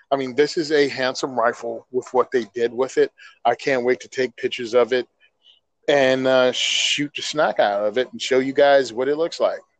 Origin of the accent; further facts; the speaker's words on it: New Jersey, United States; I'm from Jersey. Food comes from the grocery store. What's a tractor? It's what's on the turnpike.